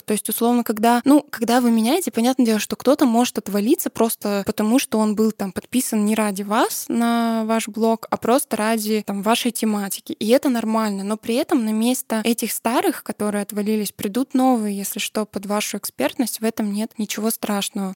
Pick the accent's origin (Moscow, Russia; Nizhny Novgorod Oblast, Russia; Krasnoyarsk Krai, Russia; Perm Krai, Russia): Perm Krai, Russia; a small settlement near Perm; я родилась и выросла в маленьком посёлке под Пермью, да, я сама из Пермского края